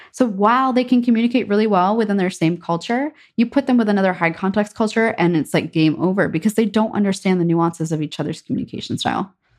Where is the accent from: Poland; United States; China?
United States; as an American